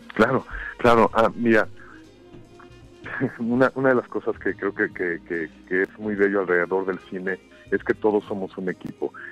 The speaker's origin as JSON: {"language": "Spanish", "country": "Mexico", "also_born_or_lived": "United States", "moved": "as an adult", "said": "moverme hacia los Estados Unidos como un mexicano trabajando fuera"}